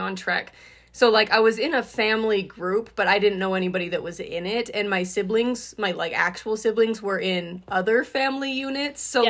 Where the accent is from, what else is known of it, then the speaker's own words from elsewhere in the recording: Utah, United States; we were raised semi close in Utah